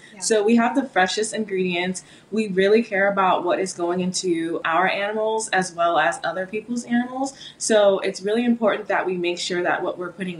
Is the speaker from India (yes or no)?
no; California, United States; moved away as an adult; now in Florida, United States; I'm originally from California.